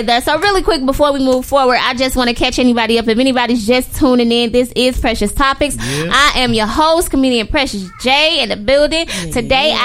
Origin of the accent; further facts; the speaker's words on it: St. Louis, Missouri, United States; We're from St. Louis.